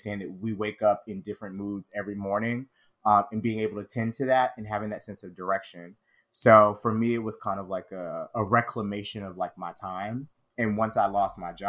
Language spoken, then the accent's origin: English; the South, United States; as a gay Black man growing up in the South